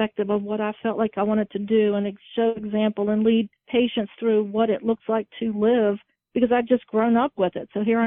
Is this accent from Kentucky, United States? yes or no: no; Virginia, United States; I'm from Virginia